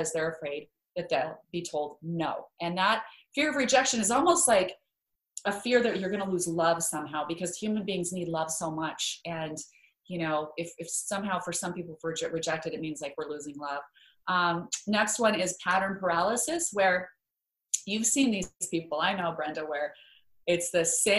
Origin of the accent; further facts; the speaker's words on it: Idaho, United States; moved away; I grew up in Idaho where there are lots of potatoes and no mangoes